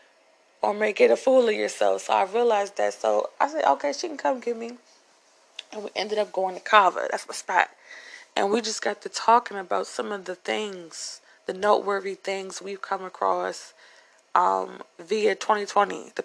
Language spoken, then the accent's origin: English; Upper Marlboro, Maryland, United States; moved away; I'm not from the hood, okay? I'm from Upper Marlboro, Maryland. I'm from Darcy Road